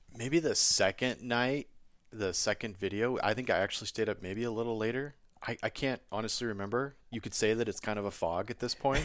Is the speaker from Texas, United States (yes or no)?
no; rural town just north of Wenatchee, Washington, United States; I grew up on the West Coast. I'm from Washington State in the Cascade Mountains. I grew up in a tiny rural town just north of Wenatchee